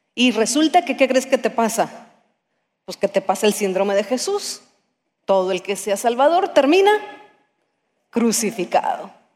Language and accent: Spanish; Mexico; como somos mexicanos